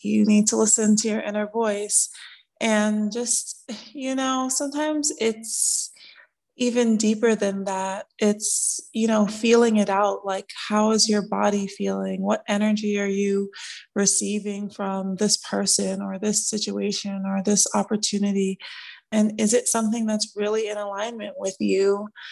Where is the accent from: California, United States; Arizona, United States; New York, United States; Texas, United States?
New York, United States; New York City; moved away as an adult; also born or lived in Brooklyn, New York; now in Atlanta, United States; I was born in Brooklyn, raised in Queens, New York